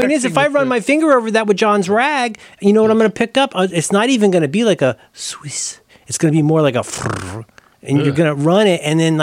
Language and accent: English; Ohio, United States; I'm from Ohio